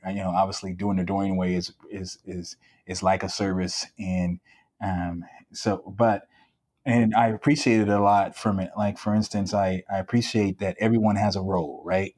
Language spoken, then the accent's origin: English; San Diego, California, United States; also born or lived in Chicago, Illinois; growing up in San Diego in a middle class um, neighborhood